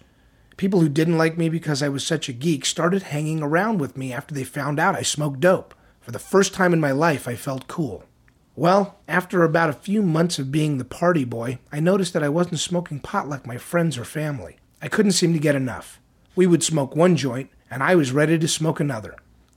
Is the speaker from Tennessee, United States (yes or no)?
yes; Tennessee, United States; I was raised in East Tennessee. I was a very good student in high school.